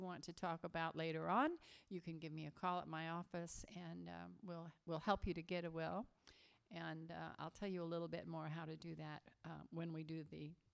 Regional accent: Massachusetts, United States; now in Hawaii, United States; actually I grew up in Massachusetts and New England

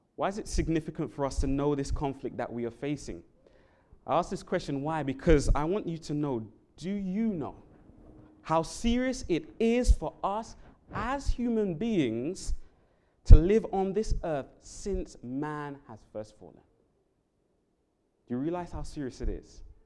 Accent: London, United Kingdom; now in Hawaii, United States; I'm from the um, country of England, London, England in particular

